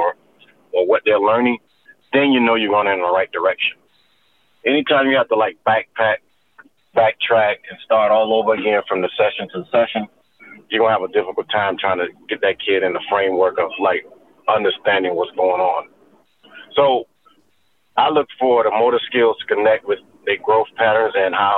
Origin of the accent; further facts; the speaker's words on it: Florida, United States; moved away as an adult; I'm from Florida